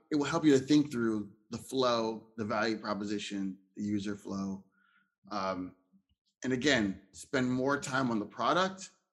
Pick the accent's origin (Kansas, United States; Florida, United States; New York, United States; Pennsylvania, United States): Pennsylvania, United States; Philadelphia; also born or lived in Ohio; I'm from uh, Philadelphia, Pennsylvania, but I was born in Ohio